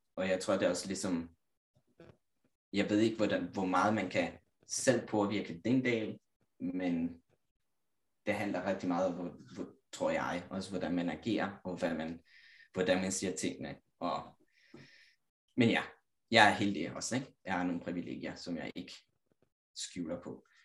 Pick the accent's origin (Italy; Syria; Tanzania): Italy; Danish is a second language; moved away as an adult; now in Copenhagen, Denmark; jeg kommer igen fra Italien, lille landsby, 4.000 indbyggere